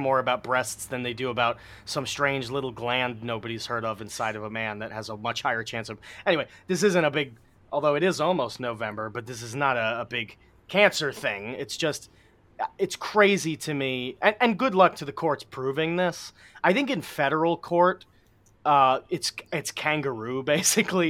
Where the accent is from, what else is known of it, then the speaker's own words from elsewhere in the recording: New York City, New York, United States; Astoria, my hometown, where I grew up.